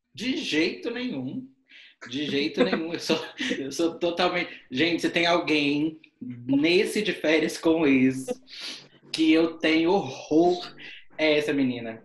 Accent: Minas Gerais, Brazil; sou mineiro

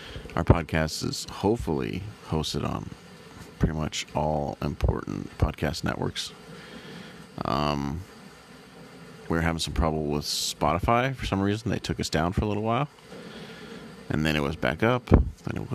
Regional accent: San Diego, California, United States; since around 2001-ish, I've been growing up in San Diego.

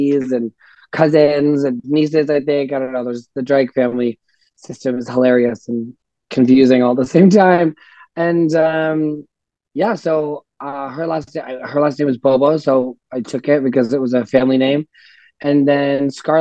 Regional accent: Ottawa, Ontario, Canada; I'm from Ottawa originally

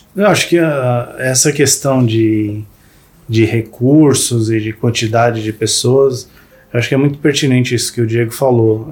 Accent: Brazil; a gente é brasileiro

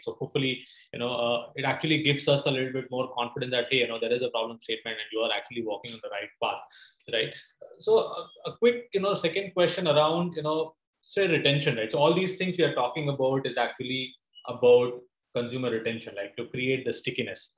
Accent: India; as an Indian consumer

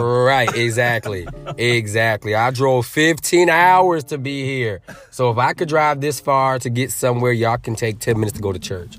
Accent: Norwich, Connecticut, United States; also born or lived in New Britain, Connecticut; now in Atlanta, United States; Raised in the Norwich, New London area, and, uh, we left in two thousand, so I've been in Atlanta for twenty years

